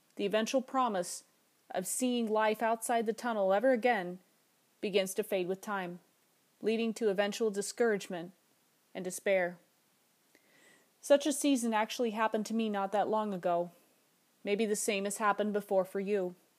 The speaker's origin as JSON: {"language": "English", "region": "Alaska", "country": "United States", "said": "my home state of Alaska"}